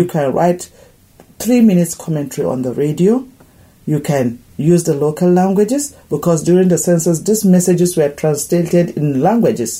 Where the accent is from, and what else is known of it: Nigeria; moved away